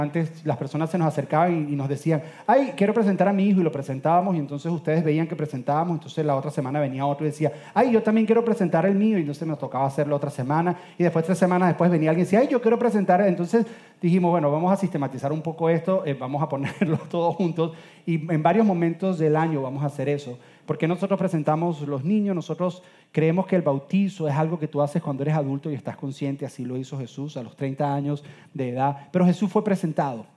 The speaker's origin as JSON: {"language": "Spanish", "country": "Venezuela", "said": "soy venezolano"}